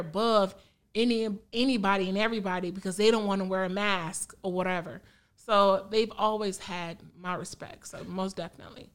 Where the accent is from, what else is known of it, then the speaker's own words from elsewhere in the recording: Country Club Hills, Illinois, United States; also born or lived in Phoenix, Illinois / Harvey, Illinois; I'm from that hood. I'm from Country Club Hills